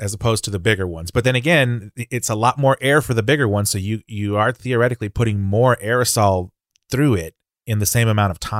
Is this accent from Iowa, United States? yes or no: no; San Antonio, Texas, United States; San Antonio, Texas, my hometown, is ahead of the game.